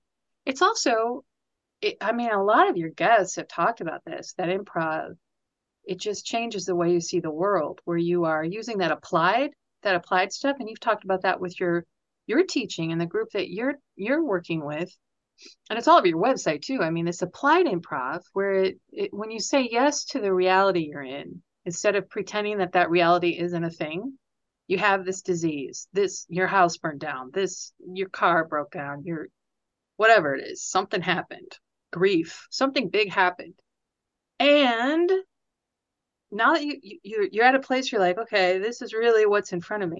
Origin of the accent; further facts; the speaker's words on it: United States; As an American